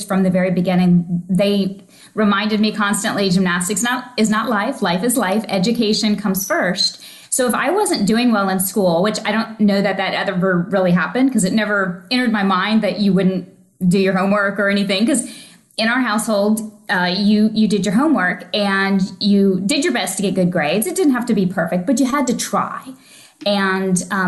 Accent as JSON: {"language": "English", "region": "Oklahoma", "country": "United States", "tie": "born or raised there", "also_born_or_lived": "Missouri", "moved": "yes", "lives_now": "Florida, United States", "said": "I grew up in Oklahoma, originally from Missouri, but about 4 to 6 months old, we moved to Oklahoma"}